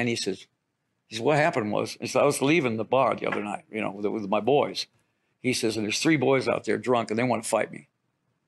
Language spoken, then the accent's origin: English; Detroit, Michigan, United States; I'm from Detroit